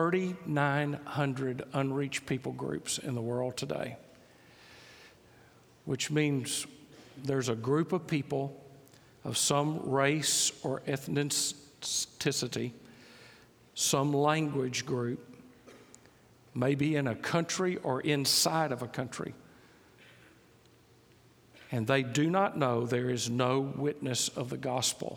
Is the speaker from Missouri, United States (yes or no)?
no; Mississippi, United States; moved away; I grew up in Mississippi